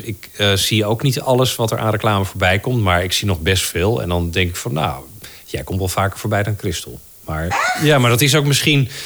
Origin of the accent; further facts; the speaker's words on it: Netherlands; accent: Dutch; ik klink als een Nederlander die Engels spreekt